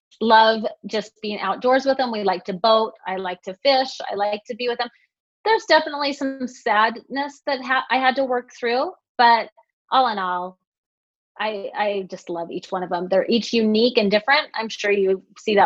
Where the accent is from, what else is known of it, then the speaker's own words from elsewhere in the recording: West Jordan, Utah, United States; now in South Jordan, United States; I live in South Jordan right now, and I grew up in West Jordan, so just the next town over.